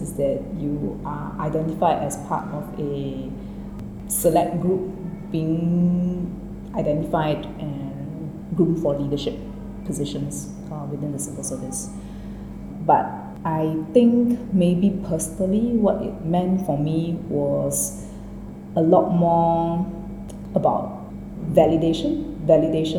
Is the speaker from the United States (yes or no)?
no; Singapore; also born or lived in Delft, Netherlands; I was born in the Netherlands. Across my siblings, I'm the only one to be born outside of Singapore